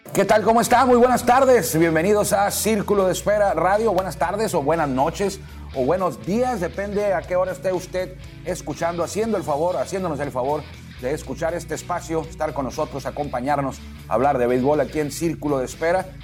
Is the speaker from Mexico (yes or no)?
yes; Mexico; somos mexicanos